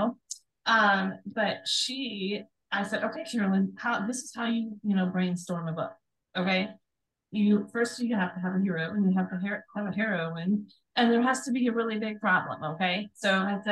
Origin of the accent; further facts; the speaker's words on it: Sandwich, Illinois, United States; I was born in a town called Sandwich, Illinois.